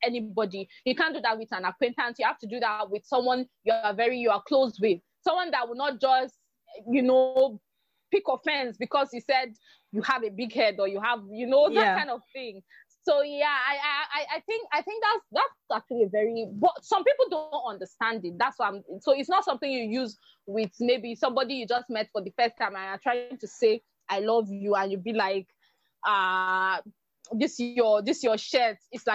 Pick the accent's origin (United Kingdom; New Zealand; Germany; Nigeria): Nigeria; as a Nigerian